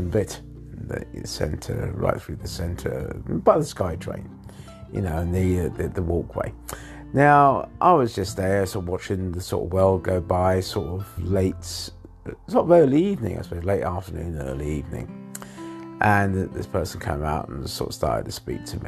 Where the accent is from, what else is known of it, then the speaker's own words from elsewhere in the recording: England, United Kingdom; now in Thailand; I was born in England.